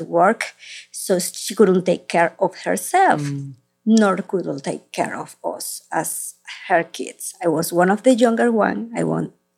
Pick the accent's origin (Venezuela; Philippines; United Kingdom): Venezuela; Caracas, Capital District; moved away as an adult; now in United States; I was born in Caracas, Venezuela